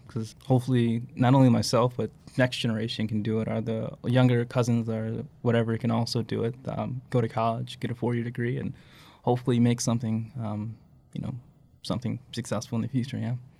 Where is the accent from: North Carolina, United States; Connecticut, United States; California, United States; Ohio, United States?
North Carolina, United States; Charlotte; I'm from Charlotte. It's a big city